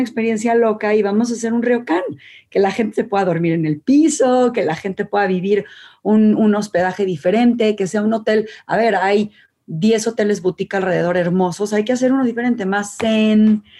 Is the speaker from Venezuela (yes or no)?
no; Mexico